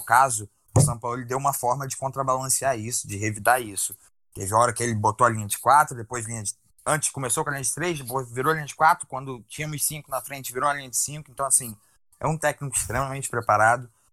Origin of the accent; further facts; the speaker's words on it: Rio de Janeiro, Brazil; que somos aqui do Rio